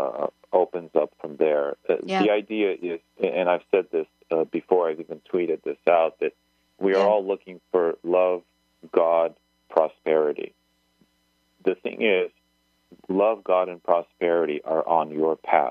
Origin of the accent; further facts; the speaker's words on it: United States; I was born in the United States, for example. I'm American